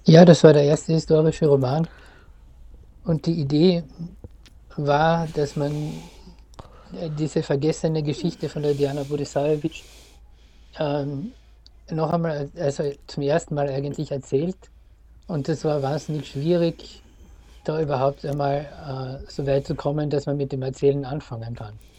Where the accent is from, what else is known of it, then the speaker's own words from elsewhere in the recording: Wolfsberg, Carinthia, Austria; Wolfsberg, wo ich aufgewachsen bin, in Kärnten